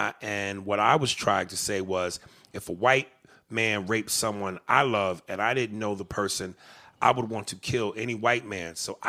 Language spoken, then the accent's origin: English; Boston, Massachusetts, United States; And nigga, I'm from Boston, Massachusetts.